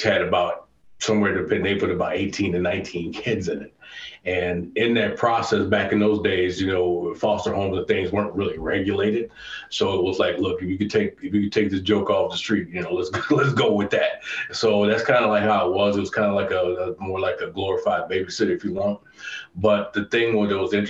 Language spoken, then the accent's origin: English; Chicago, Illinois, United States; I grew up on the South Side of Chicago originally, lived there for years